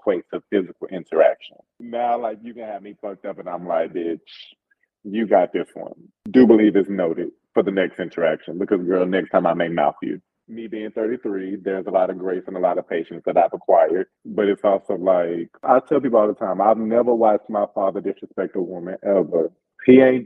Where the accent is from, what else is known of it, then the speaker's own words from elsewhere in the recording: the South, United States; I'm from the South, so there's always a sense of conservatism that I carry with me